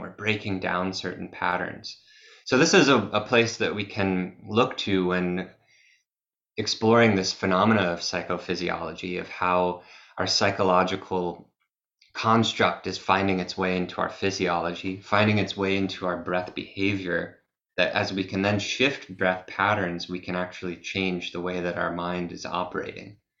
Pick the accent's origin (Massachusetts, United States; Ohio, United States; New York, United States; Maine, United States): Massachusetts, United States; I'm from Massachusetts in the USA, and I grew up in nature as a as a kid